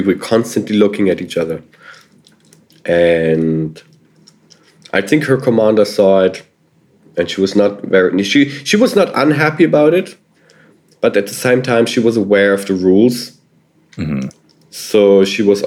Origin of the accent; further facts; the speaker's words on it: Germany; I was from Germany.